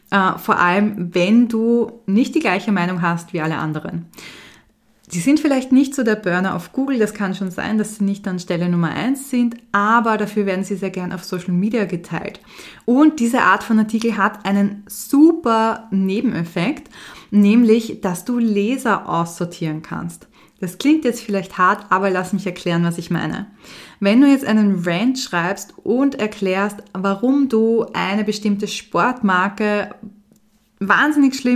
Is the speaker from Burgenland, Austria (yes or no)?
no; Vienna, Austria; born there; Für mich als Wienerin natürlich oder gebürtige Wienerin ein sehr spannendes